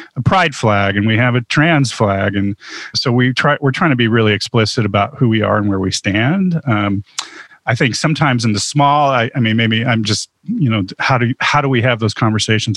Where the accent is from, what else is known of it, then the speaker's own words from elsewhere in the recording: Huntington Beach, California, United States; I grew up in Huntington Beach, California